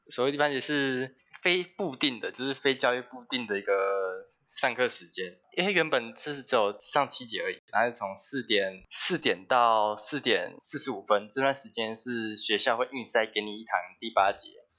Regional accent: Taichung, Taiwan; 我是台中的准高二生

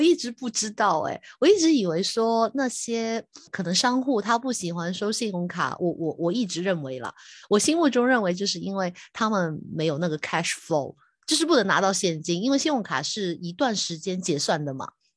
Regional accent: Hong Kong; 我是香港的

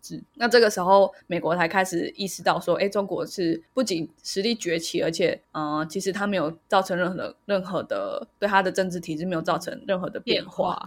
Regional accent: Taiwan; 就是我们台湾人应该很多人

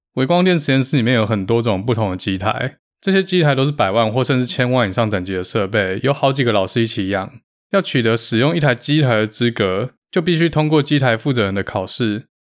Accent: Taiwan; moved away as an adult; now in United States; 我来自台湾

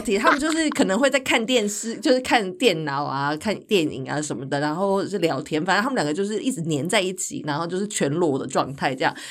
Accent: Taichung, Taiwan; moved away as an adult; also born or lived in Taipei; 我就在台北念书，那我是台中人嘛

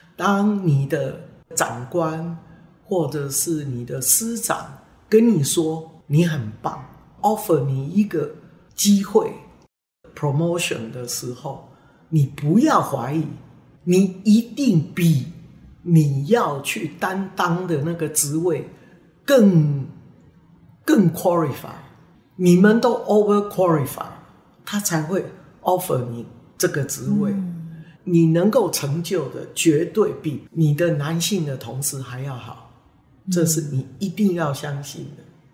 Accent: Taiwan; 身为一个台湾人

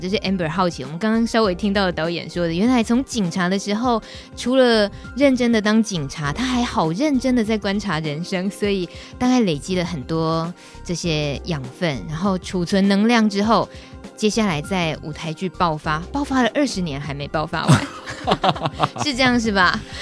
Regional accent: Taiwan; first language Taiwanese Hokkien; Chinese is a second language; 台语虽然是我的母语

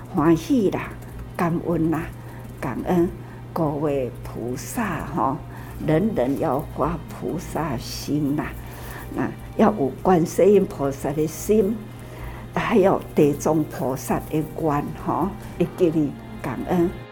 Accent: Taiwan; 我们台湾

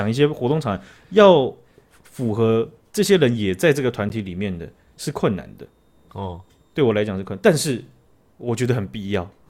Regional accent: Taiwan; 就是说台湾的新任的总统被选出来之后，哦，被我们台湾人选出来之后，有相当多的国家啊，跟我们这个道贺。

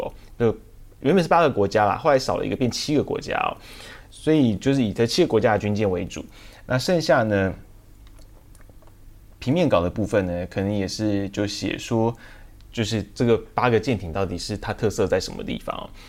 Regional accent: Taiwan; 他们我们台湾人也会直接的讲。

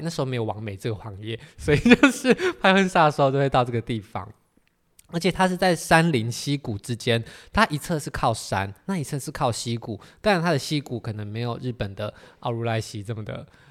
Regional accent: Miaoli County, Taiwan; 因为我是苗栗人

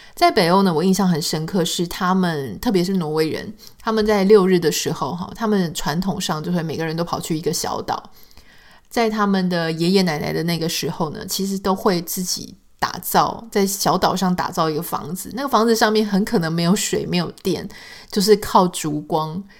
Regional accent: Taiwan; accent: Taiwanese Mandarin (southern-sounding); 当然，也许对台湾人来说，这样子的口音是非常习惯的

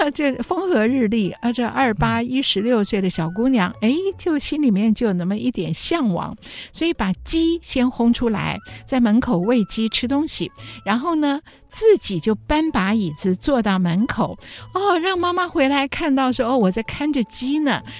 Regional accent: Hsinchu, Taiwan; 新竹人，我是新竹人

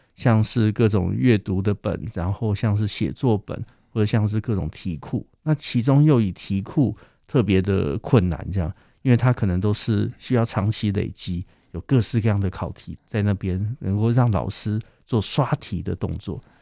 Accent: Taiwan; 我自己的台语其实并不好

